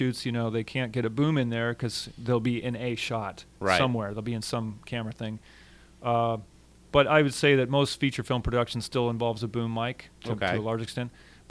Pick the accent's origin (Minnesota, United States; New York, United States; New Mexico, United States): New Mexico, United States; Albuquerque; also born or lived in Tucson, Arizona; made in Albuquerque, New Mexico. Hey, that's my hometown.